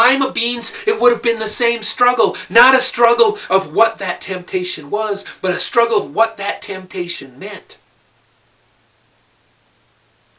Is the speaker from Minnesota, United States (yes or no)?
yes; Clearwater County, Minnesota, United States; I'm from Clearwater County, Minnesota